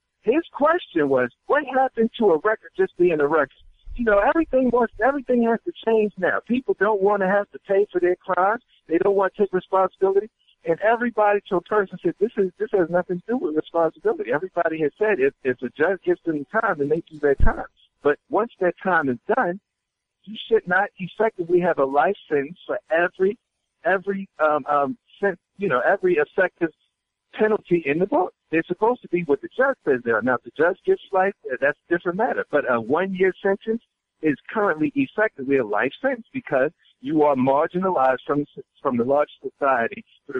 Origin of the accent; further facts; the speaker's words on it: Maryland, United States; I'm from Somerset County, Maryland, Western Maryland, where the home of ECI, Correctional Institution, Eastern Correctional Institution.